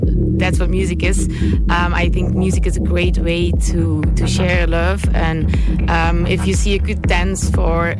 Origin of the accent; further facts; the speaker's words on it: Brussels, Brussels-Capital Region, Belgium; I'm from Brussels, Belgium.